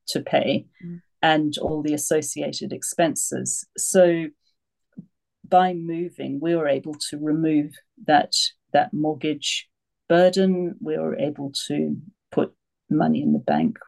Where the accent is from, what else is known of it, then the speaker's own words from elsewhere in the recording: Australia; moved away as an adult; also born or lived in United Kingdom; now in France; I moved from Australia to the UK when I was 18